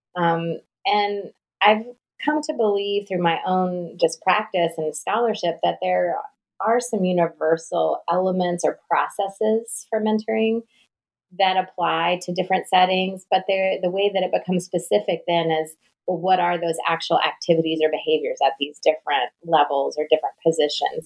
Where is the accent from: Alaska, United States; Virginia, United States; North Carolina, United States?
North Carolina, United States; accent: Southern; I'm from the South, so I'm a Southerner, although I'm told I'm a fast speaking Southerner. And I spent most of my life in North Carolina